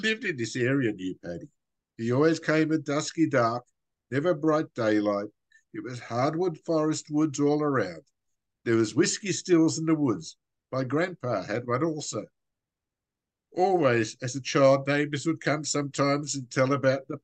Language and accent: English; Wagga Wagga, New South Wales, Australia; As an Australian